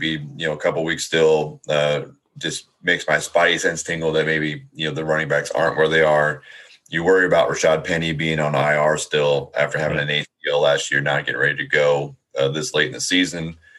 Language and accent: English; Washington, United States; born or raised there